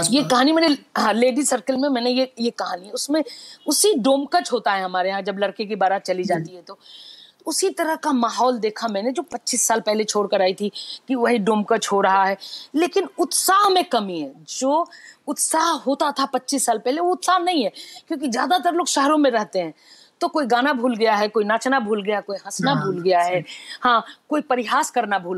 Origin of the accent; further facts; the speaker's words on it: Vaishali district, Bihar, India; moved away as an adult; तो greater greater Mithilanchal है जिसमें एक छोटा सा है वैशाली मैं वैशाली जिले से